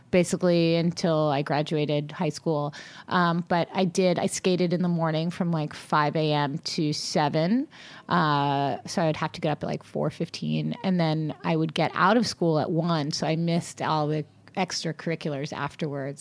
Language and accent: English; Long Beach, California, United States; also born or lived in Atlanta, Georgia; now in Los Angeles, United States; growing up in Long Beach